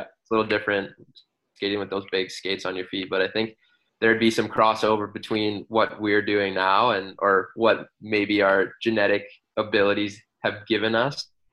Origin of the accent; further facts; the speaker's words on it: Vancouver, British Columbia, Canada; I grew up in Vancouver.